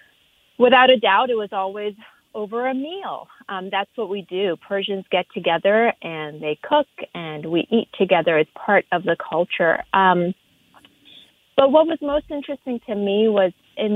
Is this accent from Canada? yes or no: yes; Canada; moved away as an adult; also born or lived in Iran; now in Los Angeles, United States; growing up in Canada